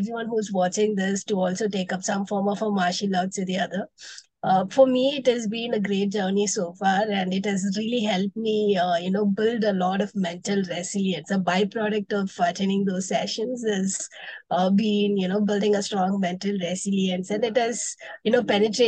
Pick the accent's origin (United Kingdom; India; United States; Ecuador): India; Chennai, Tamil Nadu; moved away as an adult; now in Bangalore, India; I was born and brought up in Chennai from Tamil Nadu, but I currently stay in Bangalore.